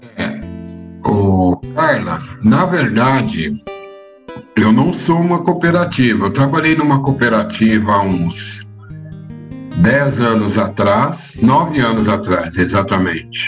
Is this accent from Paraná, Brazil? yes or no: no; São Paulo, Brazil; eu nasci aqui em São Paulo mesmo, eu nasci lá no Jardim Romano